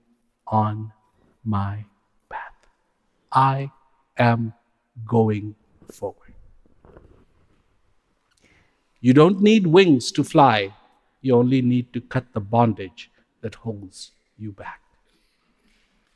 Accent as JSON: {"language": "English", "country": "India", "tie": "born or raised there", "said": "I was born in India"}